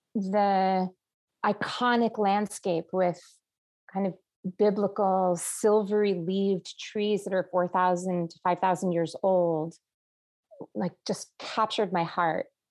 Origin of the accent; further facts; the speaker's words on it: New Jersey, United States; also born or lived in Israel / Palestine; now in Los Angeles, United States; I was born in New Jersey on the East Coast